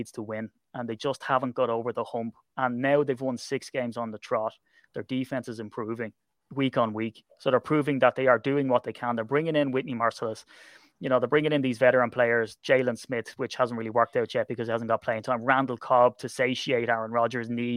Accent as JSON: {"language": "English", "country": "Ireland", "said": "I'm Irish"}